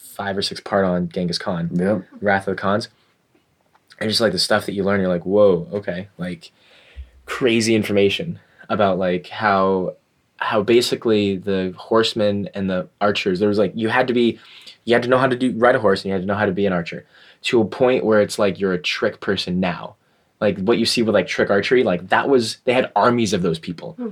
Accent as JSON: {"language": "English", "region": "Maine", "country": "United States", "tie": "born or raised there", "also_born_or_lived": "Florida"}